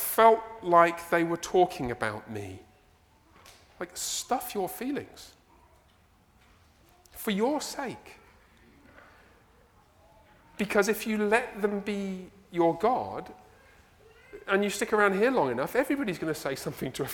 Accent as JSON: {"language": "English", "region": "England", "country": "United Kingdom", "moved": "yes", "said": "I'm from England."}